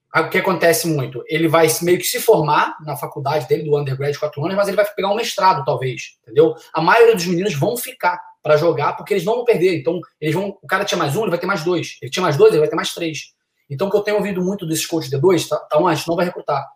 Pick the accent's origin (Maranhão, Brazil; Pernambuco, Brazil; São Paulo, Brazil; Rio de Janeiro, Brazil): Rio de Janeiro, Brazil; Niterói; moved away as an adult; now in United States; joguei no Brasil durante seis anos, juniores e, e profissional no Rio de Janeiro, sou de Niterói.